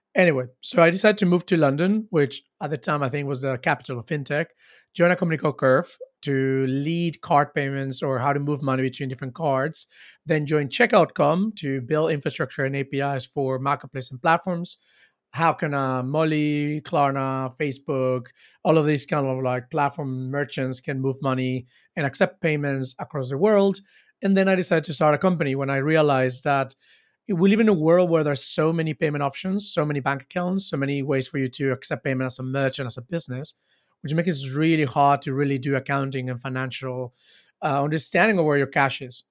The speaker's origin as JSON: {"language": "English", "town": "Cancun", "region": "Quintana Roo", "country": "Mexico", "said": "I am from Mexico. I am from Cancun."}